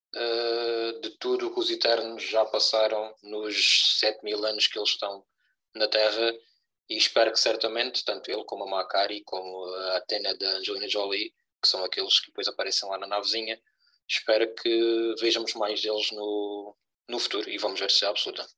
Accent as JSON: {"language": "Portuguese", "region": "Algarve", "country": "Portugal", "said": "somos dois algravios com um sotaque espetacular"}